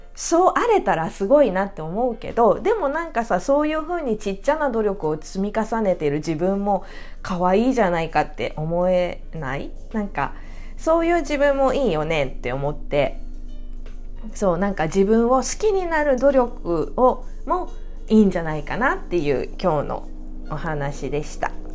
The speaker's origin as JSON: {"language": "Japanese", "country": "Japan"}